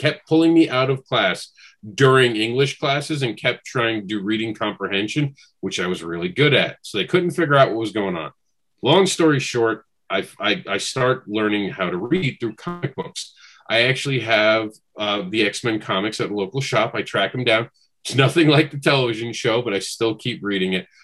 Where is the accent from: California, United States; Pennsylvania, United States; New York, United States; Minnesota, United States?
New York, United States; New York City; moved away; I grew up in New York City, so I was on the Board of Education in New York